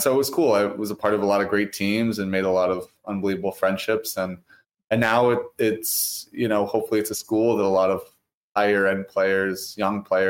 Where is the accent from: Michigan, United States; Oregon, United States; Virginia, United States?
Virginia, United States; also born or lived in Pennsylvania; now in Winnipeg, Canada; I grew up in Virginia, played hockey